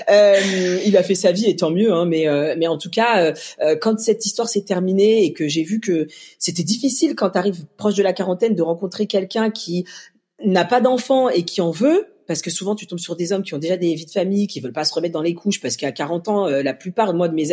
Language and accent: French; Mali; parce que moi je viens donc d'Afrique du Mali et qu'il y a beaucoup d'enfants malheureux